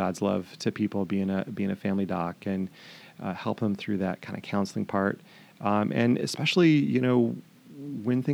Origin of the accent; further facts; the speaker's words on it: Montana, United States; now in Stanwood, United States; I'm from Montana